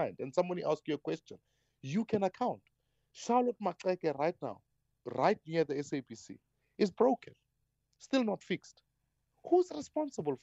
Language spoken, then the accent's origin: English; Soweto, Gauteng, South Africa; when I grew up in Dobsonville